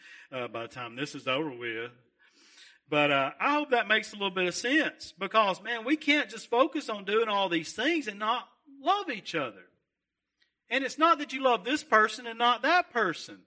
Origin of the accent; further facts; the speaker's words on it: Russellville, United States; I come from Russellville